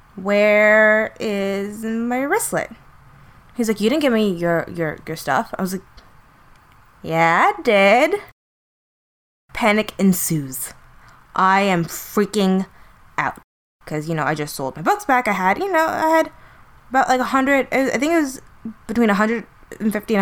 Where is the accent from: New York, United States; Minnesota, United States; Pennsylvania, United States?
New York, United States; New York City; we're in New York City. This is my hometown.